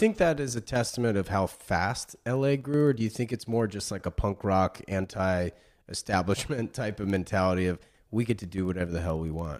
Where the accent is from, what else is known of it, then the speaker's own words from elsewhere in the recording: Cary, North Carolina, United States; moved away; I grew up in Raleigh, North Carolina, or, or Cary, actually